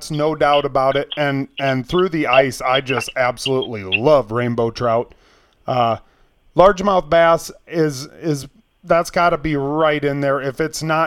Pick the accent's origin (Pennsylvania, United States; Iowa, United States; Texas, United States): Iowa, United States; Rock Rapids; I'm from Rock Rapids